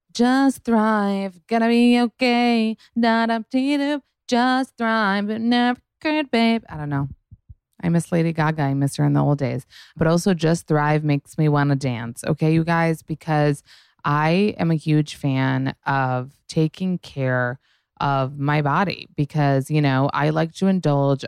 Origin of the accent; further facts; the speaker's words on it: New York City, New York, United States; I grew up in New York City